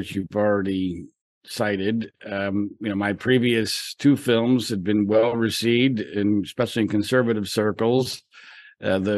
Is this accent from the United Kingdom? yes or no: no; suburbs of Philadelphia, Pennsylvania, United States; I grew up in Pennsylvania in the suburbs of Philadelphia